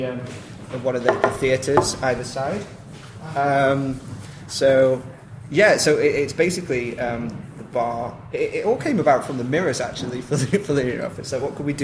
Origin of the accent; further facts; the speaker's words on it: Stoke-on-Trent, West Midlands, United Kingdom; moved away as an adult; now in London, United Kingdom; I'm from Stoke-on-Trent originally